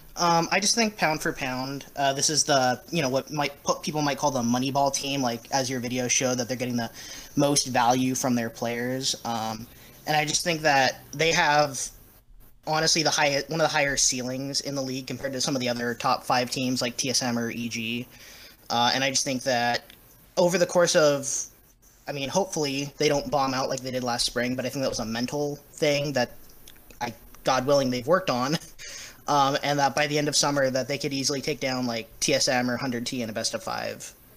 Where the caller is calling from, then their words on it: Beaverton, Oregon, United States; I'm calling from Beaverton, Oregon.